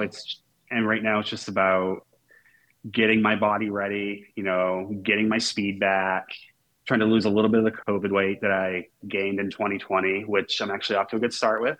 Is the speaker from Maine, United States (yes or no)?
yes; Maine, United States; now in Portland, United States; my hometown is. It's 15 minutes from the University of Maine.